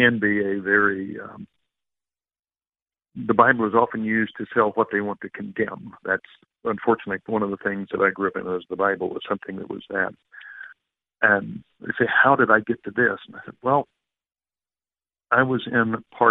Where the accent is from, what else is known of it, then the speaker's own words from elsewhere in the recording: the South, United States; I grew up in the South